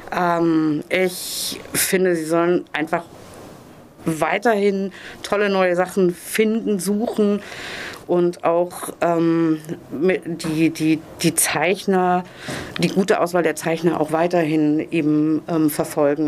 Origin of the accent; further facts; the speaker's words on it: Zonenrandgebiet, Germany; ich bin im Zonenrand aufgewachsen